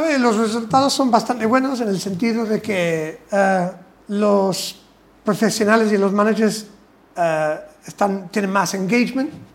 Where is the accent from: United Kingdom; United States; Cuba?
United Kingdom; England; Spanish is a second language; now in Spain; soy inglés más o menos de pura cepa.